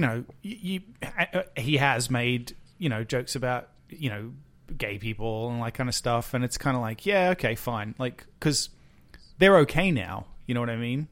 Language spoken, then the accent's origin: English; Penrith, New South Wales, Australia; moved away; we grew up in Penrith